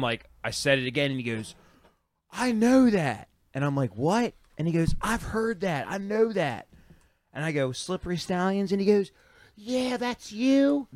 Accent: Baltimore, Maryland, United States; we're from Baltimore

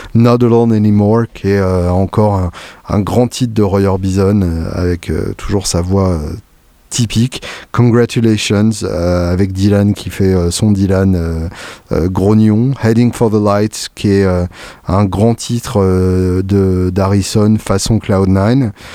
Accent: France; quand on est français

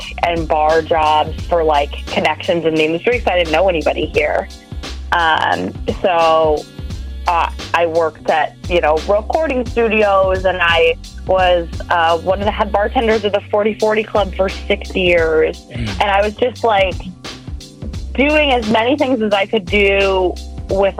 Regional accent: Detroit, Michigan, United States; moved away as an adult; now in New York, United States; I'm from Detroit originally

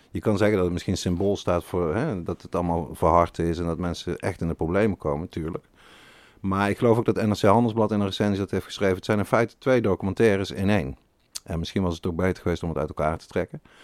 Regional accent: North Brabant, Netherlands; Ik ben zelf een Brabander

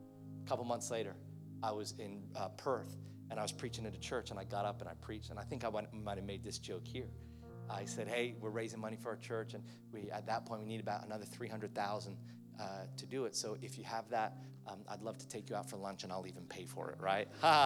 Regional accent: Philippines; I've got a Chinese auntie that I grew up with in the Philippines

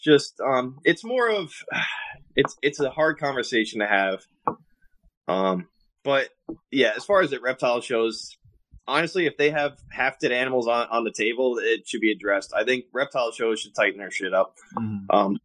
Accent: White Plains, New York, United States; I grew up in White Plains.

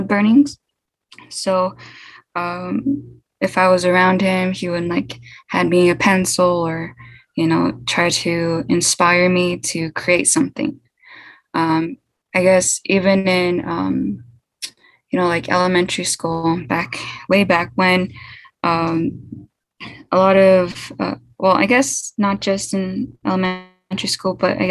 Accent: Albuquerque, New Mexico, United States; also born or lived in Newcomb, New Mexico / Jemez Pueblo, New Mexico; I was born in Albuquerque, New Mexico, but kind of raised back and forth between Albuquerque, Newcomb, New Mexico, and Jemez Pueblo.

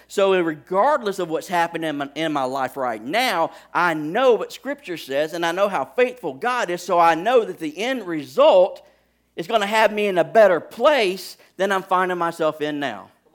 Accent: Alabama, United States; I am from Alabama

